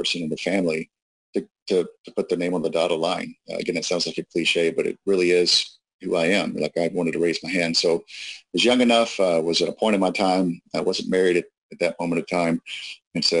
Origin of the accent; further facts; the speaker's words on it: Jackson County, north of Athens, Georgia, United States; I grew up not too far up the road here in Jackson County, just north of Athens.